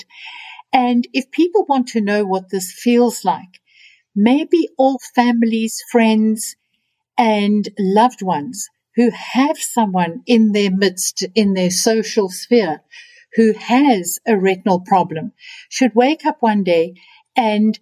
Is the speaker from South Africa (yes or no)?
yes; South Africa; being a South African